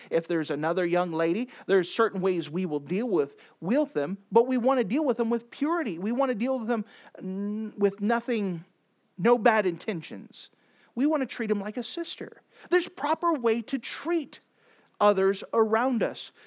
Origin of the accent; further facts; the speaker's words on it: the South, United States; I come from the South, where in the South we're taught, "Yes, sir, no, sir, yes, ma'am, no, ma'am,"